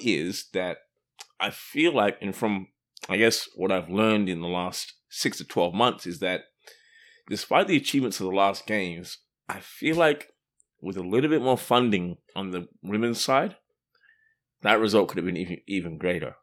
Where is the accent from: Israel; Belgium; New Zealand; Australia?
Australia; moved away; I grew up in Australia, as you may have guessed from the accent.